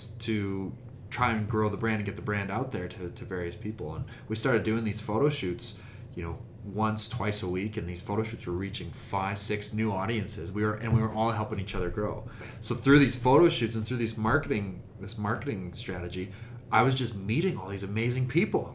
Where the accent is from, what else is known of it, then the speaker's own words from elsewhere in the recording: Calgary, Alberta, Canada; also born or lived in Sweden; I'm from Calgary